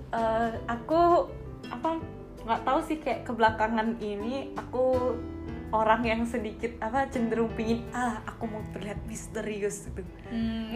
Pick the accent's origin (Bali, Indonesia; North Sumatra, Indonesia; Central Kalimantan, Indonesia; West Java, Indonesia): Bali, Indonesia; aku asli Bali